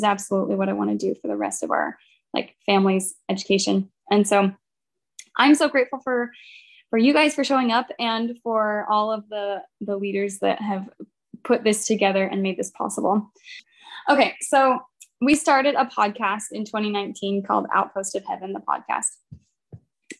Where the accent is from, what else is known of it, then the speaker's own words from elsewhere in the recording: Baton Rouge, Louisiana, United States; we're from Baton Rouge